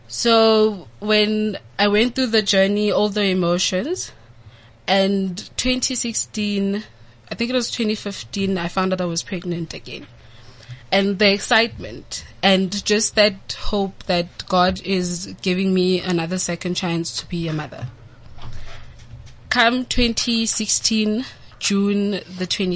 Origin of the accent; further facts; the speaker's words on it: Orange Farm, Gauteng, South Africa; I'm from Orange Farm.